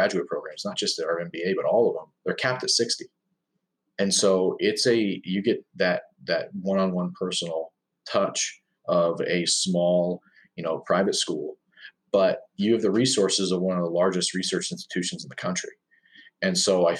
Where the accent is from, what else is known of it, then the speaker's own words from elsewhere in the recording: Pennsylvania, United States; also born or lived in Arizona; I'm from Pennsylvania, as you said. And so I wanted to get back closer to home.